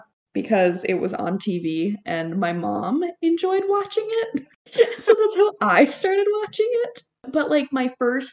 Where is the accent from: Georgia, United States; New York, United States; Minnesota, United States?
Minnesota, United States; I am from Minnesota